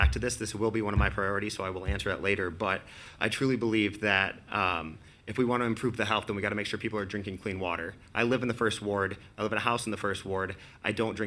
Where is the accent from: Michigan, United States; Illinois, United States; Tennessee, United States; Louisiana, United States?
Michigan, United States; Lansing; also born or lived in New York City; I grew up in Lansing, over in the Churchill Downs neighborhood